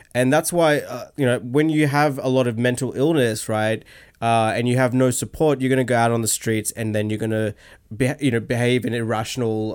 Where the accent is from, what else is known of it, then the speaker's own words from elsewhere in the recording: Australia; also born or lived in London, United Kingdom / Sydney, Australia; I grew up here in Australia